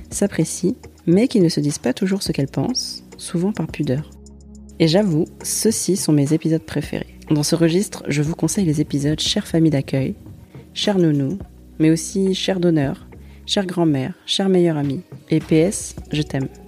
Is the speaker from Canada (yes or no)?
no; Colombes, Île-de-France, France; j'ai 18 ans. Je suis en fac de droit. Je fais du chant à côté. Du coup, moi, j'ai grandi euh, à Colombes.